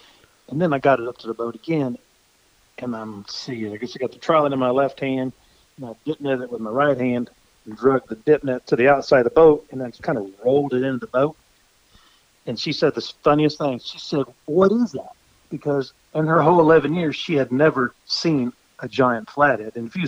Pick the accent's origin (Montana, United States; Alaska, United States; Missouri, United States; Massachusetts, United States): Missouri, United States; My family has a home on the Osage River, which is here in my hometown. And I live on the Moro River, and my folks lived on the Moro River. We've always had people that had lake homes at Lake Ozark